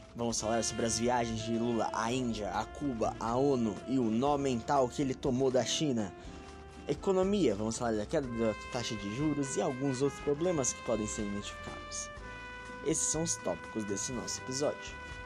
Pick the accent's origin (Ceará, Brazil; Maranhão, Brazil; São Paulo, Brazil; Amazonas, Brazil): São Paulo, Brazil; eu sou de São Paulo